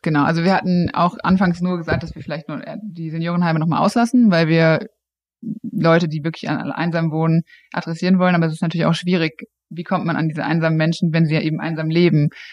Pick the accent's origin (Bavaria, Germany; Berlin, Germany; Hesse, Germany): Hesse, Germany; Frankfurt; also born or lived in Cologne; ich komme aus Frankfurt